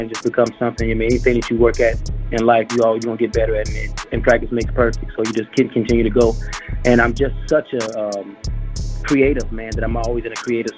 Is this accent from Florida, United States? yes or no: no; Chicago, Illinois, United States; I'm from Chicago